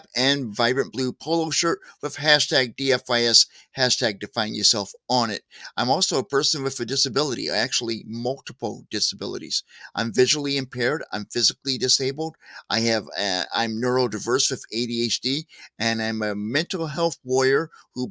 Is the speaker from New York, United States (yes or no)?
no; St. Louis, Missouri, United States; moved away; also born or lived in California / Joplin, Missouri; I moved here to Missouri, my home state. I'm from Missouri, originally St. Louis